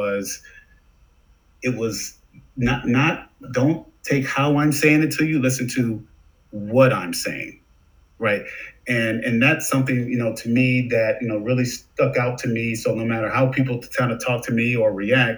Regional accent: Detroit, Michigan, United States; moved away as an adult; also born or lived in Southfield, Michigan; now in Chicago, United States; I'm originally from Detroit. I'm in Chicago now, but, you know, Michigan's my home, born in Detroit

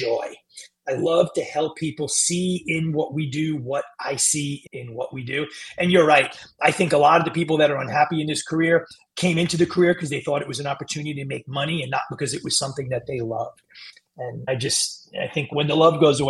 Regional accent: New York City, New York, United States; I grew up in Queens

